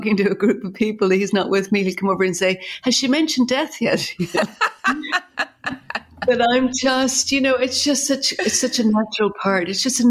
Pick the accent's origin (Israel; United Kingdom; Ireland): Ireland; I'm Irish and grew up in Ireland